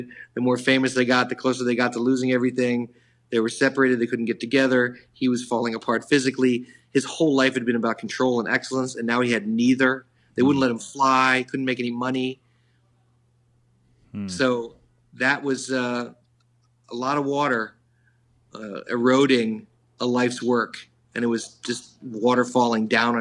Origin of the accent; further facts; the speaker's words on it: New York City, New York, United States; being a New Yorker and living here